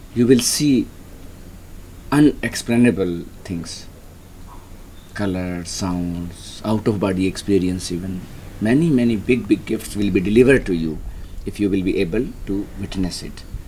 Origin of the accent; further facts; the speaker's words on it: Rajasthan, India; moved away as an adult; I grew up in Rajasthan in a small middle class family